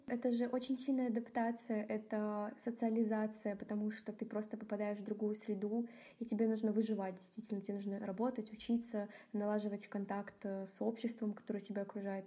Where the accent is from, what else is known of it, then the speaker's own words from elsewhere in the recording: Kazakhstan; moved away as an adult; now in Minsk, Belarus; я приехала из Казахстана